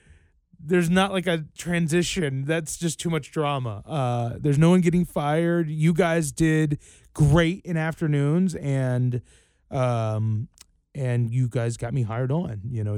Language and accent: English; Roanoke, Virginia, United States; Roanoke, Virginia.